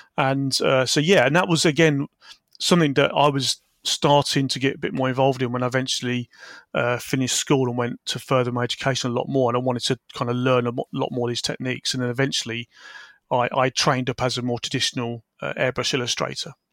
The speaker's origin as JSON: {"language": "English", "town": "Peterborough", "region": "East of England", "country": "United Kingdom", "tie": "born or raised there", "also_born_or_lived": "Wisbech, Cambridgeshire / Falmouth", "said": "I grew up in Peterborough, Cambridgeshire"}